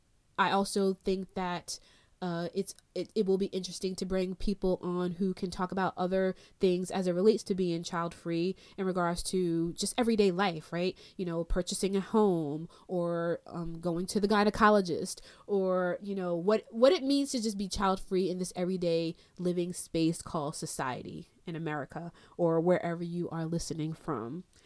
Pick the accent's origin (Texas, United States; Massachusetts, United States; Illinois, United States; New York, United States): New York, United States; Freeport; also born or lived in Brooklyn; I was born in Flatbush, Brooklyn. Little girl, don't really remember those experiences. And raised in Long Island, Strong Island, New York, in Nassau County, Freeport, Long Island.